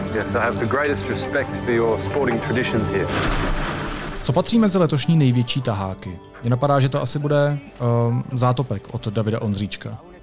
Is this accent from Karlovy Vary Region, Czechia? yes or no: yes; Karlovy Vary Region, Czechia; já jsem z Karlovarského kraje